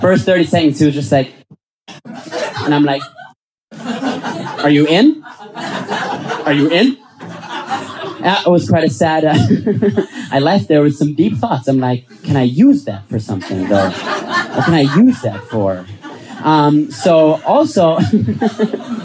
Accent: Vienna, Austria; I'm from Vienna

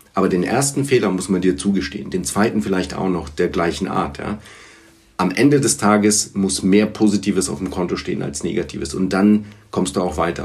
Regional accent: Erlangen, Bavaria, Germany; first language Bulgarian; German is a second language; also born or lived in Sofia, Bulgaria / London; Ich war knapp acht Jahre alt, als, äh, als meine Eltern nach, äh, nach Erlangen zogen

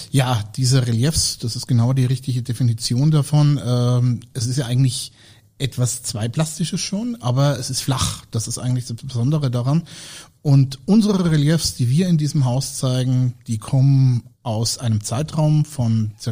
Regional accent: Franconia, Bavaria, Germany; ich komme hier aus der Region

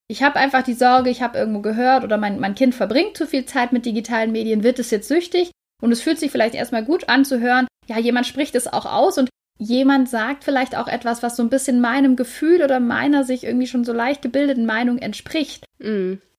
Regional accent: Germany; bei uns in Deutschland

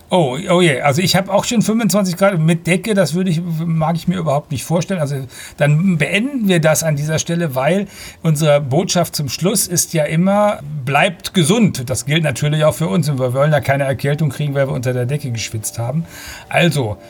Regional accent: Germany; wir als Deutsche

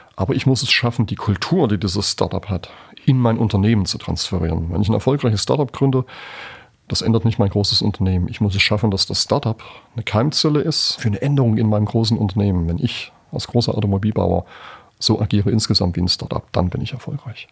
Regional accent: Germany; als Deutsche

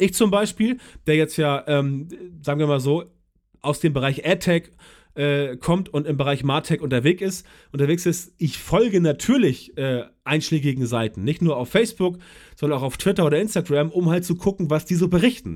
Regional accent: Germany; bei uns in Deutschland

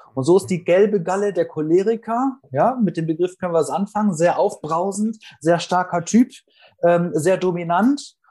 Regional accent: Northern Germany, Germany; komme aus Norddeutschland

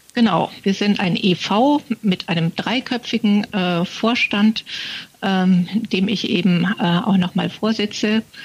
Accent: Munich, Bavaria, Germany; moved away as an adult; also born or lived in Tanzania; ich bin geborene Münchnerin

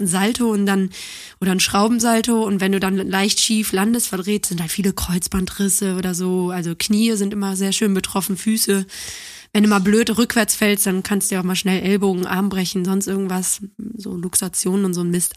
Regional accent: Neuss, North Rhine-Westphalia, Germany; born or raised there; also born or lived in Düsseldorf / Cologne

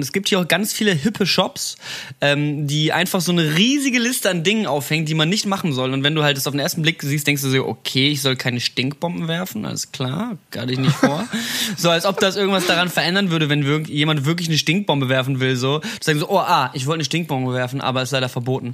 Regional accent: Berlin, Germany; ich bin aus Berlin

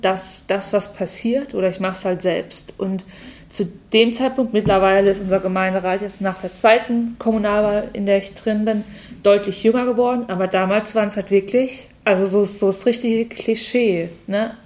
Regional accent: Walldorf, Germany; ich komme eigentlich aus Waldorf

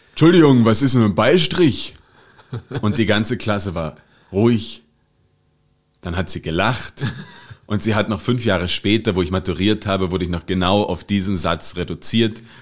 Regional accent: Germany; now in Austria; Und ich denke mal, haha, okay, jetzt hier, ich komme aus Deutschland, was in Österreich würde ich das Deutsche wohl können?

